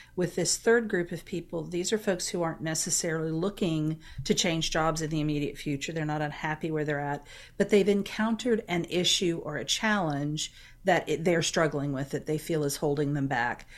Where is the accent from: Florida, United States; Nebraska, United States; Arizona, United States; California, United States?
Florida, United States; St. Petersburg; I was born and raised in Saint Petersburg, which is in the central part of the state